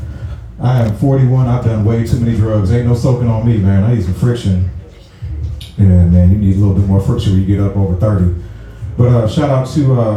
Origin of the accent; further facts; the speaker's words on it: St. Louis, Missouri, United States; moved away as an adult; now in Atlanta, United States; I'm from St. Louis